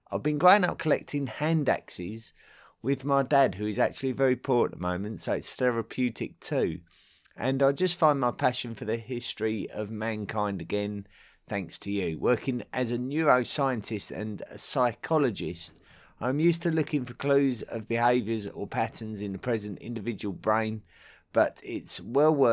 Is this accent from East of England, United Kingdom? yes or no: yes; Essex, East of England, United Kingdom; accent: southeast England; as an Essex boy uh, from the county that neighbours London, um, my accent, my true accent, is very much reflective of uh, my local area. So it's very, much a, a southeast England accent.